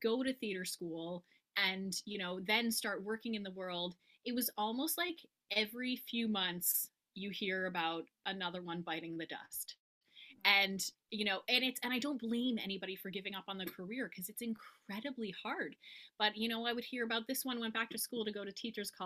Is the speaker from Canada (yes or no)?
yes; Montreal, Quebec, Canada; now in Napanee, Canada; I'm originally from Montreal, Quebec in Canada. And now I'm actually living in another province in Canada in a little town called Napanee, Ontario